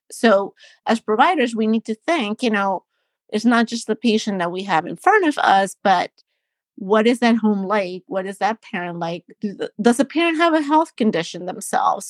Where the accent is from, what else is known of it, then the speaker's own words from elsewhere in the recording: Panama; moved away as an adult; also born or lived in New Jersey / Philadelphia; now in Baltimore, United States; I'm from Panama in Central America, and, um, I went to medical school